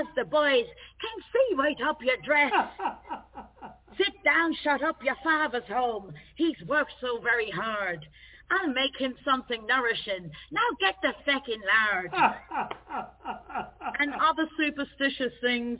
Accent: London, United Kingdom; accent: Cockney; my roots, I'm Trinidadian, Irish, and born in East London. So in the sound of bow bells, that makes me Cockney.

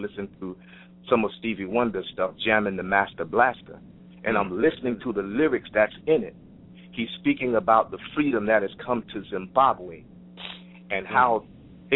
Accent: Fort Lauderdale, Florida, United States; I'm from Fort Lauderdale, Florida

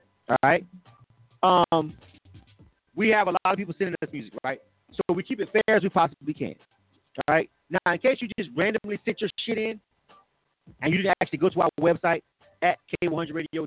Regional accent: Panama City, Florida, United States; I'm from Panama City

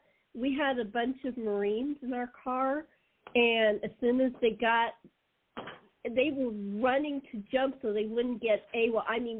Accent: Los Angeles, California, United States; moved away as an adult; now in San Diego, United States; Well, actually, that's my hometown. I was brought up in L.A., so I moved here after my dad died, so my mom and I could be close to my brother.

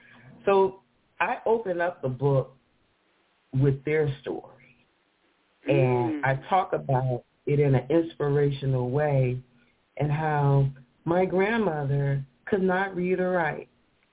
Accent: the South, United States; born there; And, you know, she lived in the South, and I was born in the South, but I found out that she actually delivered me and my brother and sister

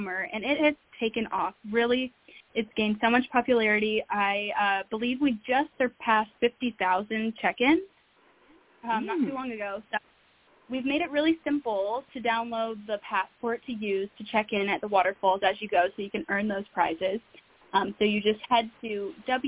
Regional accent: near Stonewall Resort State Park, West Virginia, United States; closer to my hometown

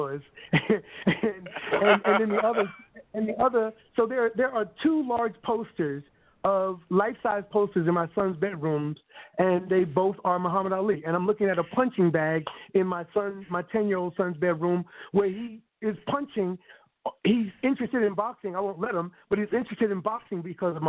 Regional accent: Glen Cove, New York, United States; moved away as an adult; now in San Francisco Bay Area, United States; our little project in Long Island, in Glen Cove, Long Island, New York

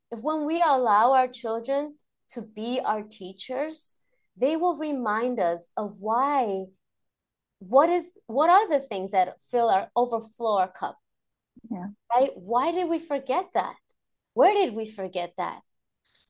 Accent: New York City, New York, United States; moved away; as a New Yorker

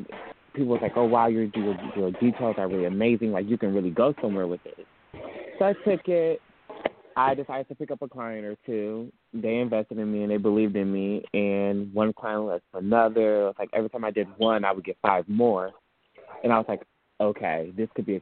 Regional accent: Detroit, Michigan, United States; moved away as an adult; now in Atlanta, United States; I'm from Detroit, Michigan. I came down to Atlanta, Georgia for school.

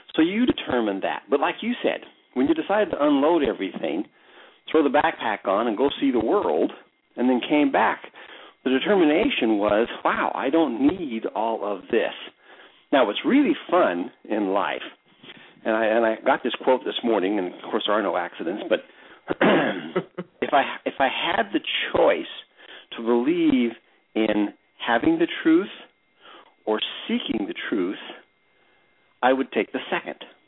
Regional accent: United States; being an American

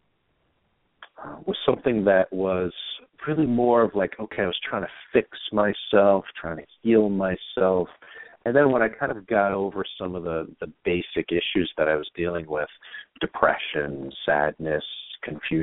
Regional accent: New York City, New York, United States; grew up in New York. I'm originally from Queens, New York, and grew up a little rough and tumble

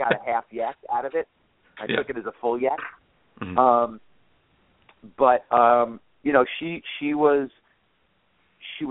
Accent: Long Island, New York, United States; I grew up on Long Island

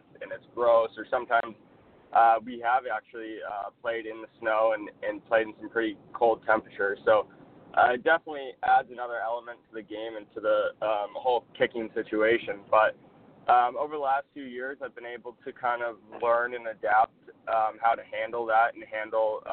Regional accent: Southern California, United States; moved away as an adult; also born or lived in Worcester, Massachusetts; I'm originally from Southern California, grew up in 75-degree weather, kicking all throughout high school

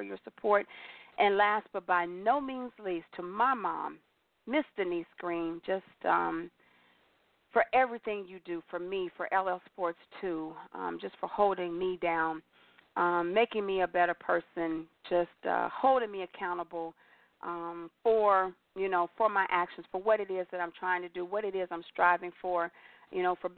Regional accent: Aurora, United States; Ryan and I grew up together in Aurora

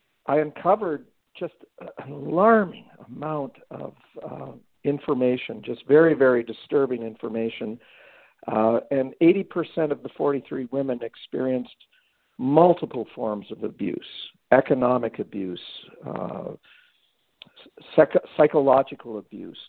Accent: Ottawa, Ontario, Canada; moved away as an adult; now in Athens, United States; I'm Canadian, and I moved from Ottawa, Ontario

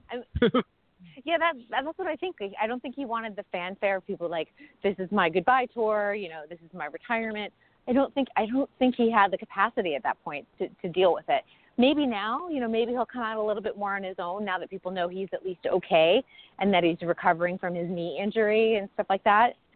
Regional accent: Northeast, United States; moved away as an adult; also born or lived in New York City, United States; now in Los Angeles, United States; I grew up in the Northeast

